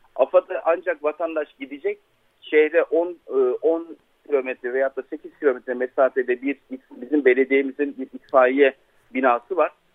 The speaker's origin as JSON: {"language": "Turkish", "area": "İslahiye / Nurdağı", "region": "Gaziantep", "country": "Turkey", "tie": "born or raised there", "said": "benim memleketim Yavur Dağı'nın eteklerinde diye tabir edebileceğimiz İsrail'in Nur Dağı'na"}